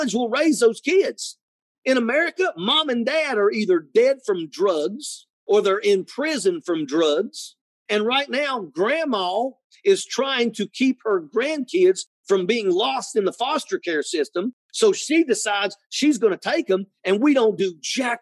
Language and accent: English; Logan County, West Virginia, United States; born or raised there